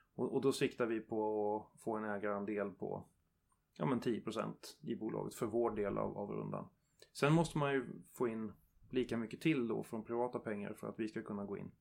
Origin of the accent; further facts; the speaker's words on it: Värmland, Sweden; i Värmland också där jag kommer ifrån